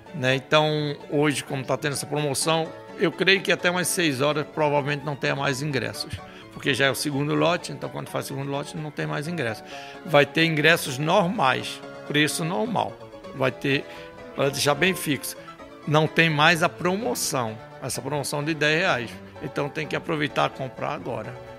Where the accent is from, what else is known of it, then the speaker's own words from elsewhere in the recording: Paraíba, Brazil; moved away; also born or lived in Rio de Janeiro; Eu nasci na Paraíba